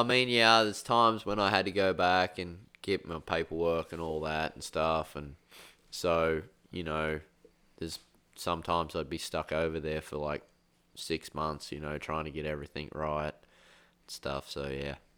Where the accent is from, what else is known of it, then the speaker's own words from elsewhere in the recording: Australia; I grew up in Australia